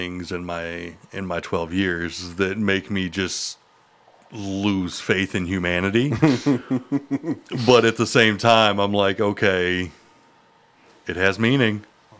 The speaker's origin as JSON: {"language": "English", "area": "Norman Park / Moultrie", "region": "South Georgia", "country": "United States", "tie": "born or raised there", "said": "Norman Park, my hometown, Moultrie"}